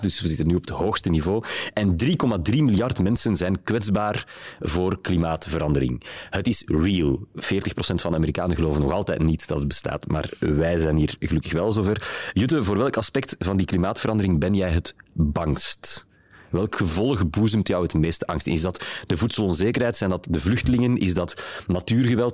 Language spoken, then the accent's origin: Dutch; Flanders, Belgium; bij ons in Vlaanderen